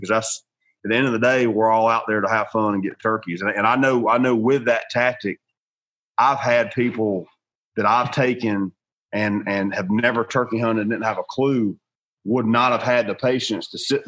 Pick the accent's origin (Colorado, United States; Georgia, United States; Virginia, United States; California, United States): Georgia, United States; I grew up in the South. I'm from Georgia